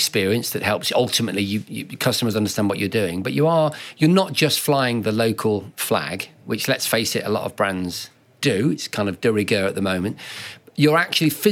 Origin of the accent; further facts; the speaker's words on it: Lincoln, East Midlands, United Kingdom; I come from Lincoln